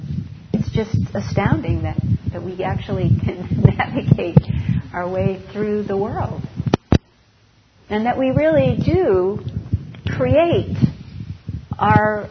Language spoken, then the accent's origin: English; Rochester, New York, United States; also born or lived in Maine; now in California, United States; I grew up in upstate New York in Rochester, you know, right there on Lake Ontario